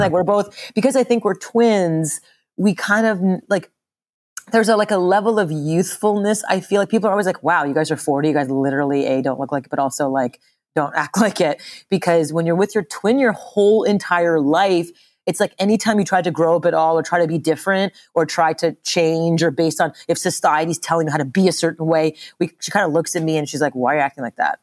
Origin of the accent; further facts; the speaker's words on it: Montreal, Quebec, Canada; moved away; I grew up in Montreal, Canada